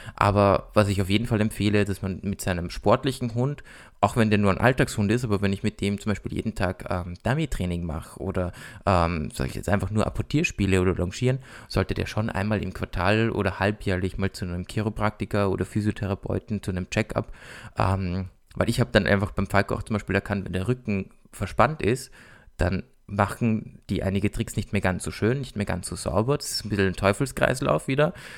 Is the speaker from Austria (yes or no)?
yes; Austria; bei uns in Österreich